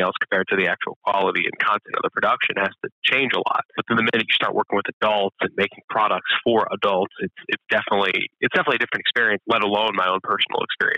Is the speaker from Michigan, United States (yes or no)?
no; Scranton, Pennsylvania, United States; I am. I'm from Scranton. Yeah, and I just came back a little over a year ago at this point.